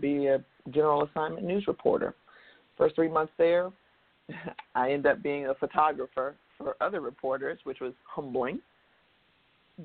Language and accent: English; Tampa, Florida, United States; moved away; my hometown of Tampa